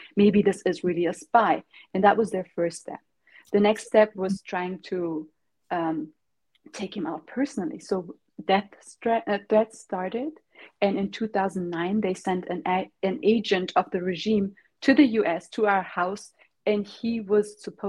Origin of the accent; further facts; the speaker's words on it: Germany; also born or lived in Tehran, Iran; I was born also in Tehran. And after the revolution, because he was also a political activist back then, he had to flee the country, and we all moved to Germany and stayed there pretty much all of our life.